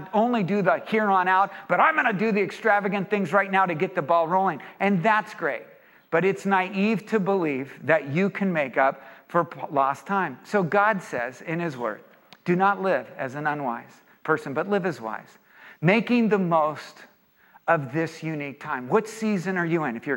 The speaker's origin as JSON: {"language": "English", "area": "Orange County", "region": "California", "country": "United States", "said": "I'm from Orange County, I'm around a lot of business people."}